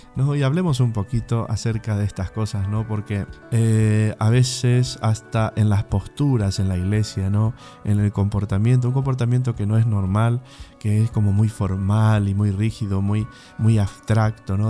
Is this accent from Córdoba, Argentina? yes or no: no; Bernardo de Irigoyen, Misiones, Argentina; moved away; mi pueblo, la Argentina, Bernardo Irigoyen Misiones, a mis padres, a mis hermanos, a mis familiares que ahí están